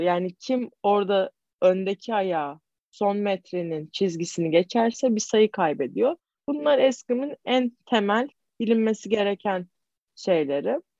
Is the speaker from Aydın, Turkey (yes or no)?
no; İzmir, Turkey; ben İzmirliyim. Karşıya kalıyım.